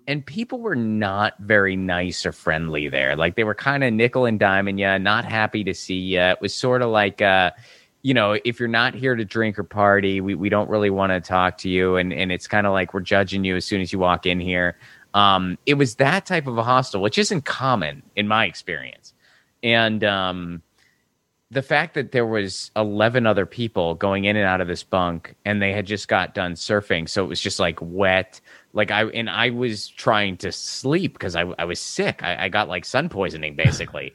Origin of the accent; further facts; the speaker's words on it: Pittsburgh, Pennsylvania, United States; moved away as an adult; also born or lived in Seattle / Bloomington, Indiana / Nashville, Tennessee; now in Los Angeles, United States; I lived my entire childhood there